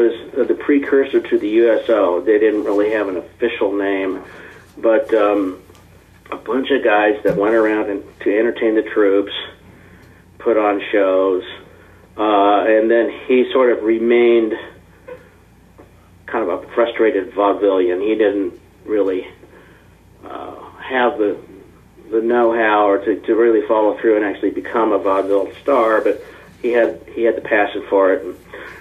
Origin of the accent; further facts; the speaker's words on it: Kansas City, Missouri, United States; I was born here in Kansas City and raised here in Kansas City